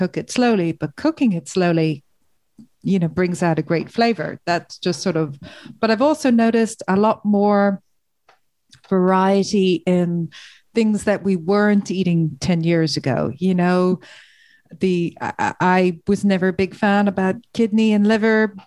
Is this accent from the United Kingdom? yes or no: no; Ireland; I'm Irish